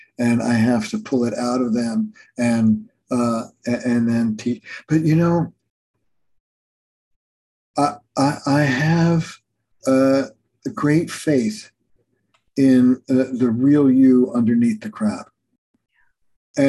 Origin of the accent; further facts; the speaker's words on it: Camden, New Jersey, United States; I grew up in Camden, New Jersey